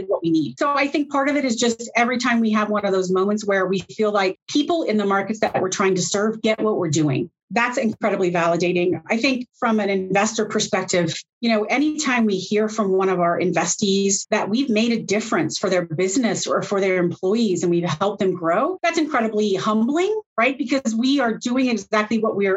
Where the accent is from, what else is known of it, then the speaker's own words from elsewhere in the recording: United States; I am an American, but I am the only American-based employee in my entire firm